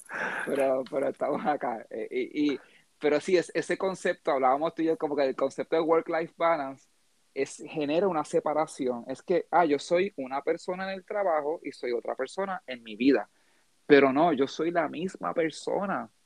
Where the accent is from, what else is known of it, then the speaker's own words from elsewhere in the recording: Puerto Rico; nosotros acá pues hablamos del juego de baloncesto que es lo que la fiebre en Puerto Rico ahora con el baloncesto nacional